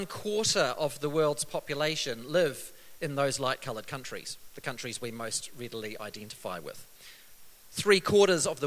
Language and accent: English; New Zealand; coming from a country like New Zealand